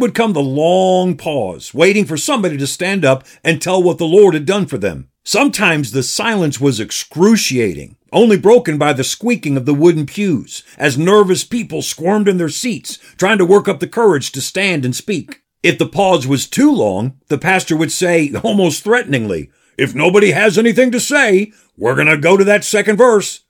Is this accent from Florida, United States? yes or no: no; Patterson, New York, United States; now in Danbury, United States; the small country church where I grew up in Paterson, New York